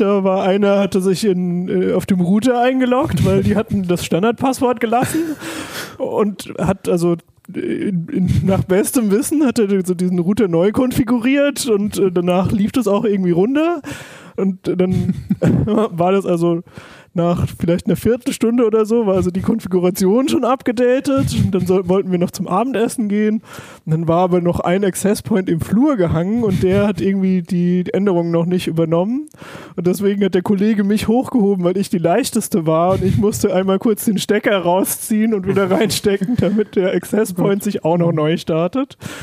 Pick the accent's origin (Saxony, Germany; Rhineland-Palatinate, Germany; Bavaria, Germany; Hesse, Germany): Rhineland-Palatinate, Germany; Palatinate Forest; ich komme zum Beispiel aus dem Pfälzerwald